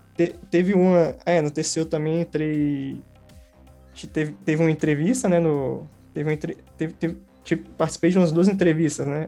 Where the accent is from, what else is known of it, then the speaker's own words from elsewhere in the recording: Brasília, Federal District, Brazil; eu sou aqui do, do Gama, né, do Distrito Federal.